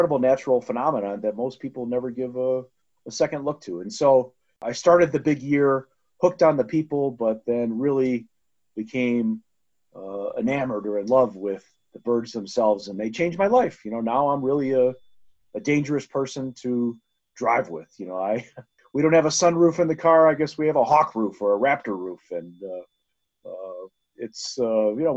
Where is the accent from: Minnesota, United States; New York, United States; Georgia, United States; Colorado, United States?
Colorado, United States; my home state of Colorado